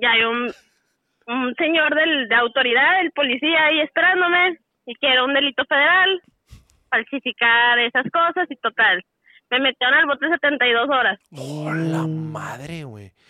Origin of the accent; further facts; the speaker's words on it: Monterrey, Nuevo León, Mexico; soy de aquí de Monterrey, tengo 31 años.